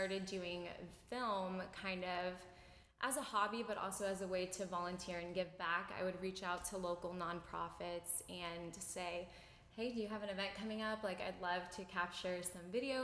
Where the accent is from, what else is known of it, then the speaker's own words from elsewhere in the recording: Tampa, Florida, United States; I'm born and raised in Tampa